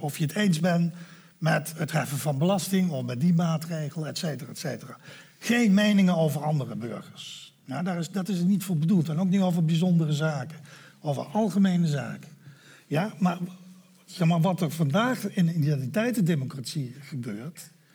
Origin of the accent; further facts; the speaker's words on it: Netherlands; als Nederlanders in een democratie discussiëren